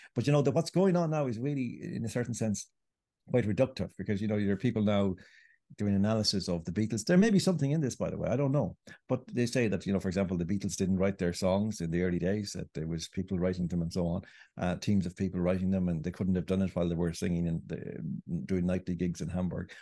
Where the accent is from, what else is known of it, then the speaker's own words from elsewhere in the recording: Ireland; I grew up in Ireland